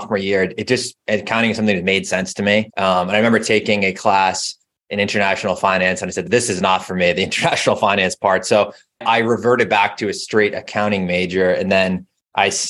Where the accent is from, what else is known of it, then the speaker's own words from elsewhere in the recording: Boston, Massachusetts, United States; I am. Grew up about 20, 25 minutes outside of the city